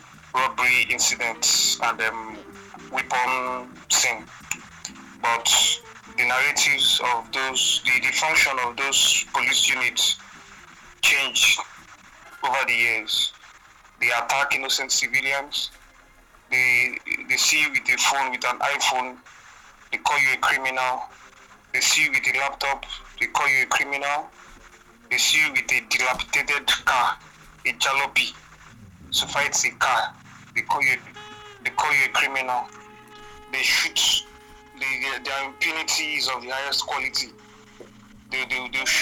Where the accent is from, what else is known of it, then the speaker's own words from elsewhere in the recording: eastern Nigeria, Nigeria; now in Lagos, Nigeria; I'm from Nigeria. From the eastern part of Nigeria.